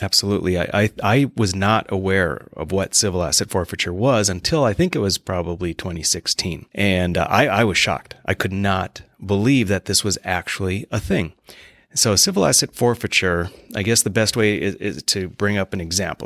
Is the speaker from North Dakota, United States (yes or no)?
yes; Mandan, North Dakota, United States; moved away as an adult; now in Bismarck, United States; I'm originally from Mandan, and, um, currently living in Bismarck, have been since I came back, uh, to the state.